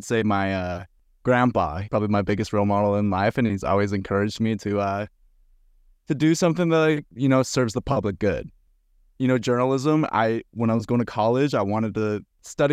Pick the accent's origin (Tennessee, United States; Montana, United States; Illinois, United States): Montana, United States; now in Jackson, United States; I'm from Montana.